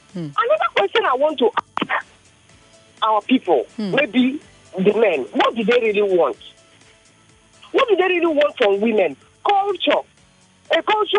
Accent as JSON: {"language": "English", "area": "the East", "region": "South East", "country": "Nigeria", "said": "I'm from the East, and I'm married to someone from the West."}